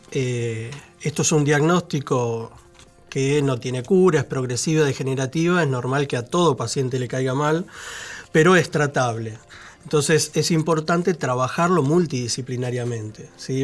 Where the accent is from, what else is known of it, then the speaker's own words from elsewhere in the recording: Santa Fe, Argentina; now in Buenos Aires, Argentina; nosotros somos de Santa Fe, de un pueblito de 3.000 habitantes